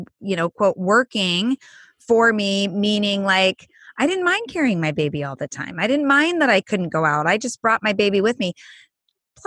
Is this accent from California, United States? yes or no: yes; Southern California, United States; I grew up in Southern California